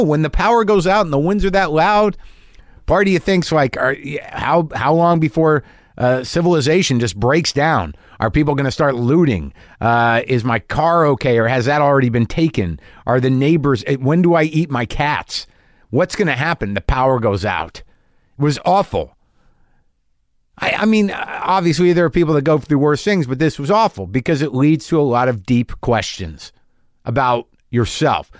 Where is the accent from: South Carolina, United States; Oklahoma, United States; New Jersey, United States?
New Jersey, United States; I'm from New Jersey.